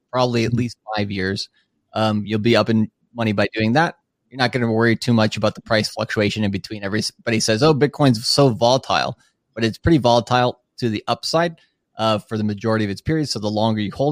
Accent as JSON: {"language": "English", "region": "Minnesota", "country": "United States", "moved": "as an adult", "lives_now": "Tokyo, Japan", "said": "I'm from Minnesota originally. I've been living in Tokyo now for about 10 years"}